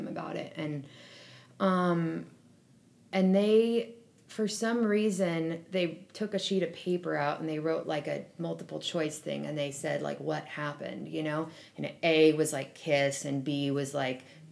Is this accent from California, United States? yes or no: yes; Berkeley, California, United States; I grew up in Berkeley